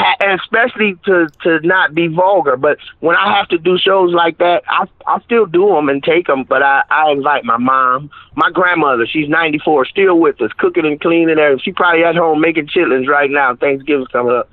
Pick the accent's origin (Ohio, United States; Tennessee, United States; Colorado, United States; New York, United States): Ohio, United States; Akron; I'm from Akron, Ohio